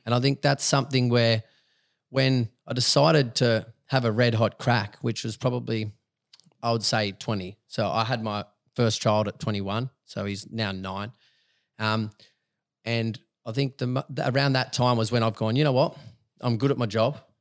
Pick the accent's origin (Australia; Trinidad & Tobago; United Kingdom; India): Australia; Dubbo, New South Wales; moved away; I'm a country boy. I was born in Dubbo.